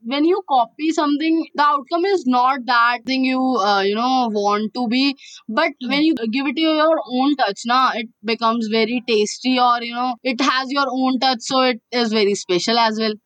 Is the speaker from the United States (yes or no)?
no; Delhi, India; being an Indian and being a Delhiite